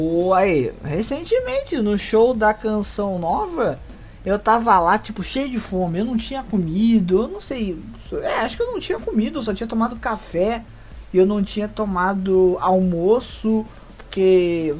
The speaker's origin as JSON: {"language": "Portuguese", "region": "Rio de Janeiro", "country": "Brazil"}